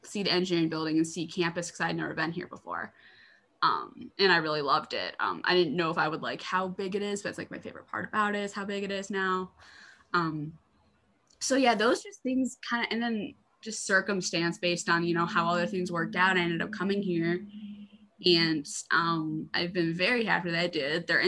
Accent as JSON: {"language": "English", "region": "Michigan", "country": "United States", "said": "I'm from Michigan"}